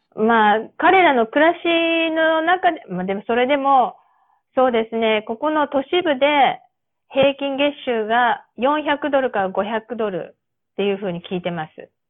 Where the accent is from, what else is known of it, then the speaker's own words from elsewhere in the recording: Japan; accent: Japanese-accented English; moved away; 私のこの日本語なまりの英語